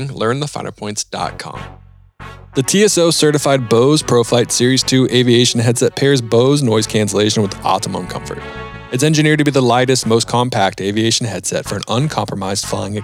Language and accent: English; East Coast, United States; I'm from the East Coast